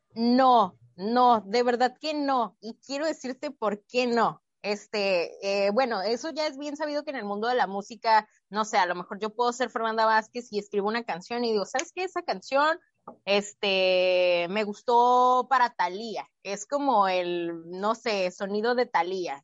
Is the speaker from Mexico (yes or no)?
yes; Mexico; como mexicanos somos muy creativos